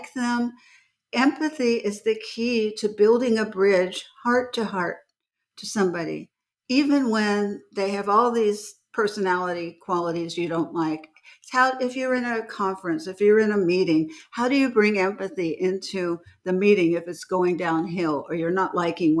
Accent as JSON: {"language": "English", "town": "Beverly Hills", "region": "California", "country": "United States", "tie": "born or raised there", "said": "as a child, I grew up in Beverly Hills and I was in California"}